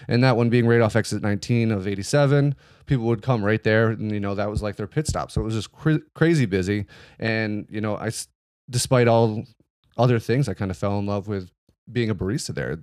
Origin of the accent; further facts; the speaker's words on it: Glens Falls, New York, United States; I was born and raised in Glens Falls, New York